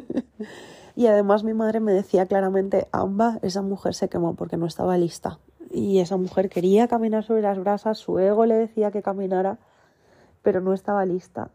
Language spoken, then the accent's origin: Spanish; Valencian Community, Spain; el centro Bambambole, donde yo nací, que está aquí en Giria, Valencia, España